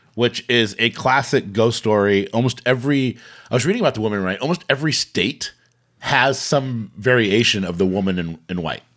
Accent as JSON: {"language": "English", "town": "Bremerton", "region": "Washington", "country": "United States", "tie": "born or raised there", "said": "we grew up in Bremerton"}